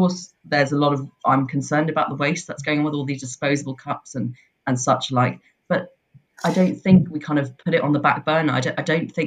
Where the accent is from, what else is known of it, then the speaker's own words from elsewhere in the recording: London, United Kingdom; now in Leith, United Kingdom; I was born in London